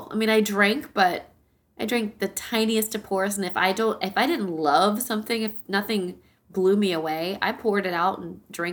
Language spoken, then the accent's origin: English; North Carolina, United States; from Wilson, North Carolina. Shout out to my home state